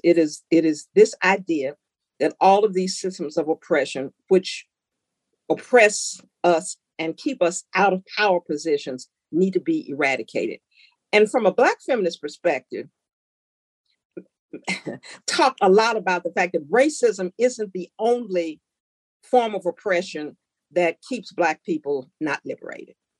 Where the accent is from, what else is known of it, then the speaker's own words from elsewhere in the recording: Memphis, Tennessee, United States; moved away as an adult; growing up in Memphis, being a part of the civil rights movement